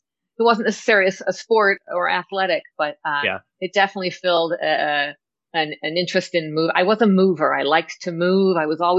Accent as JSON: {"language": "English", "region": "Southern California", "country": "United States", "tie": "born or raised there", "said": "I grew up in Southern California"}